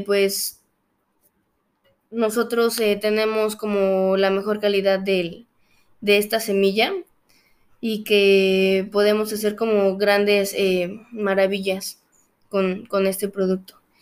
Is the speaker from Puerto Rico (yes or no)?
no; Mexico; nuestra historia y de nuestra identidad como mexicanos